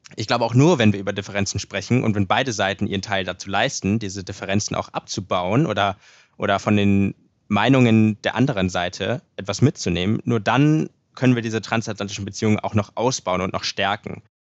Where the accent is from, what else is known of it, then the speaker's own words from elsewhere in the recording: Hamburg, Germany; also born or lived in Dresden / Indianapolis, United States; in meiner Heimat Hamburg